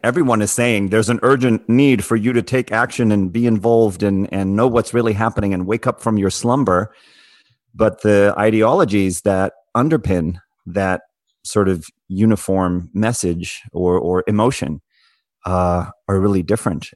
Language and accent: English; South Africa; as someone who grew up in South Africa